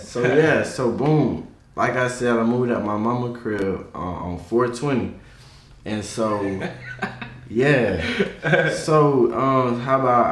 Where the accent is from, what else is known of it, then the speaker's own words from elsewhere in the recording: Macon, Georgia, United States; I'm from Macon, Georgia.